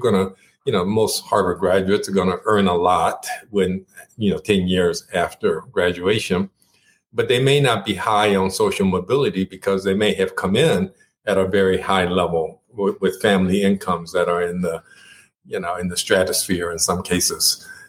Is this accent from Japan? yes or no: yes; Japan; first language Japanese; English is a second language; I grew up in Japan. And in fact, Japanese was my first language.